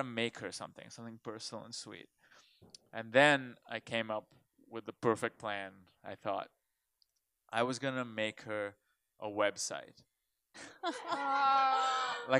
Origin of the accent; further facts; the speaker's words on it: India; now in United States; I grew up in India